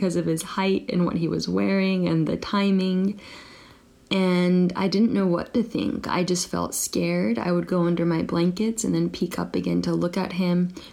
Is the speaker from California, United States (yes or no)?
yes; Northern California, United States; now in Japan; I currently live in Japan and I'm from Northern California